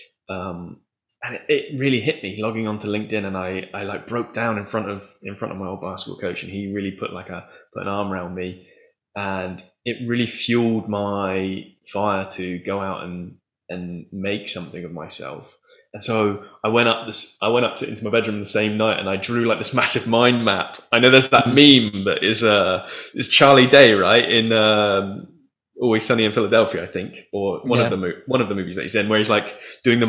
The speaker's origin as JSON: {"language": "English", "town": "Taunton", "region": "South West England", "country": "United Kingdom", "tie": "born or raised there", "said": "I'd moved back to my hometown, Taunton"}